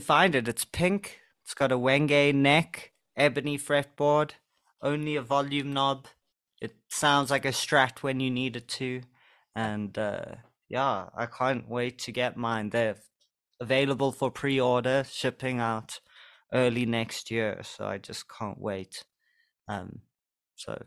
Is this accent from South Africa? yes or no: yes; South Africa